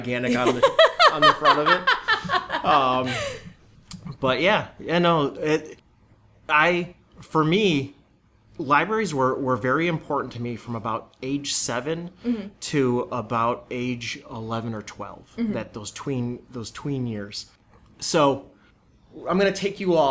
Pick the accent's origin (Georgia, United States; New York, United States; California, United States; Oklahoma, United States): New York, United States; Amherst; I grew up in Buffalo, New York, or the suburbs of Buffalo, New York, Amherst.